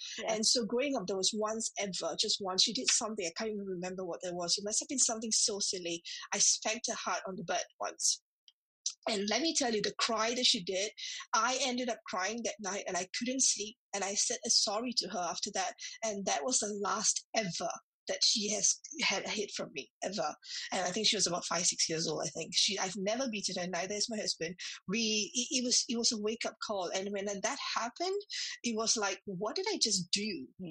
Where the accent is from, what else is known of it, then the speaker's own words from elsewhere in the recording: Singapore; moved away as an adult; now in United Kingdom; I remember when I came to the UK, I was from Singapore. So when I came from Singapore to the UK, that was about 9 years back.